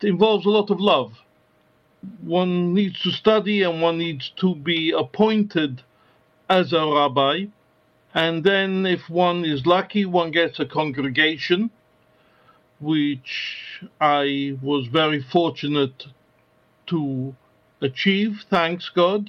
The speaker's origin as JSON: {"language": "English", "region": "London", "country": "United Kingdom", "tie": "born or raised there", "also_born_or_lived": "Westminster / France / North America", "said": "I was born in Westminster, but my family home has always been in Stoke Newington"}